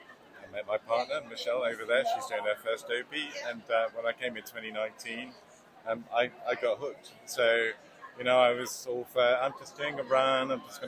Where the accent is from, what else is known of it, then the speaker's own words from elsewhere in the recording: London, United Kingdom; I'm London, England.